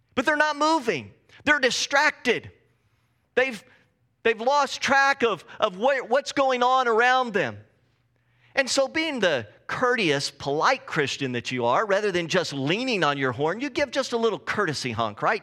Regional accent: Texas, United States; moved away as an adult; now in Pacific Northwest, United States; I grew up in Texas

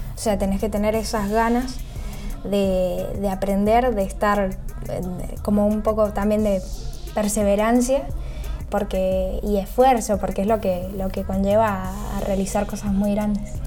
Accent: San Rafael, Mendoza, Argentina; moved away as an adult; now in Buenos Aires, Argentina; Soy de San Rafael, Mendoza

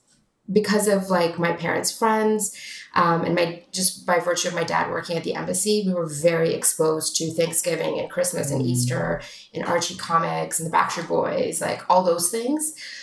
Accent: Toronto, Ontario, Canada; now in United States; I mean, I loved growing up in Toronto.

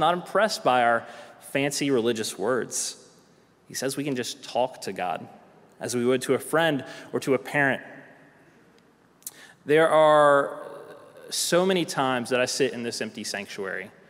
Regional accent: South Carolina, United States; moved away; also born or lived in Tennessee; I'm from South Carolina

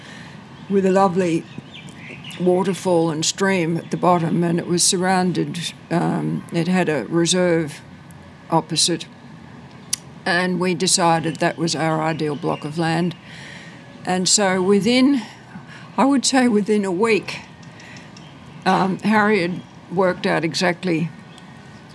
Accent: Sydney, New South Wales, Australia; also born or lived in Killara, Sydney; I grew up in Wirunga, which is a far-flung suburb

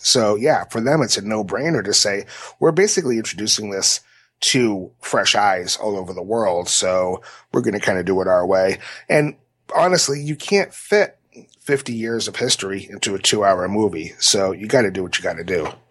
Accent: New Bedford, Massachusetts, United States; right here in my hometown

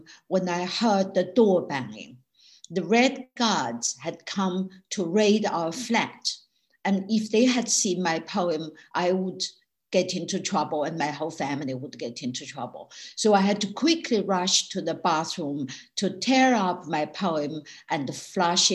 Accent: China; born or raised there; moved away as an adult; also born or lived in York

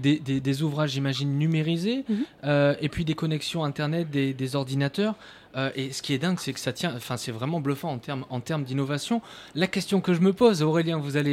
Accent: Périgord, Nouvelle-Aquitaine, France; je viens d'un petit village du Périgord

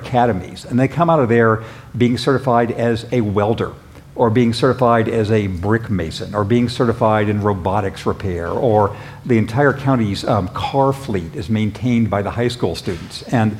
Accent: Redlands, California, United States; back when I was a kid growing up in the Inland Empire in Redlands

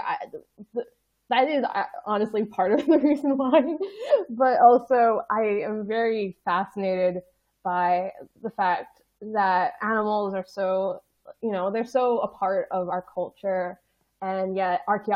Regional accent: United States; moved away as an adult; now in United Kingdom; me being an American

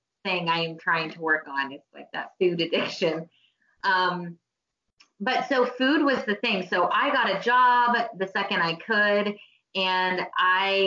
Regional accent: Oklahoma, United States; I was born in Oklahoma

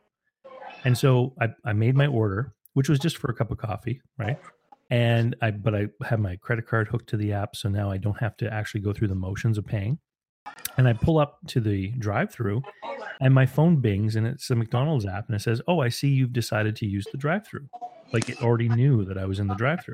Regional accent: Moncton, New Brunswick, Canada; my hometown here, where you and I live, and Moncton here

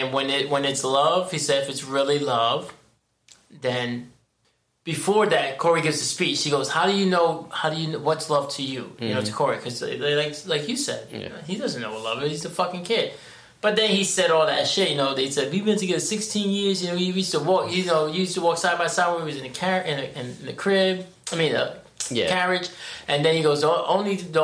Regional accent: New York City, New York, United States; also born or lived in Dobbs Ferry; the summer of junior year, in between junior year and senior year, that's when we moved from the Bronx to Dallas Ferry

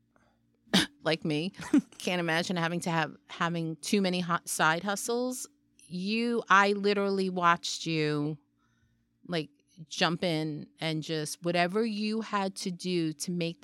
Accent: New York City, New York, United States; Growing up in Brooklyn, you get a city job, city benefits, city pay, everything

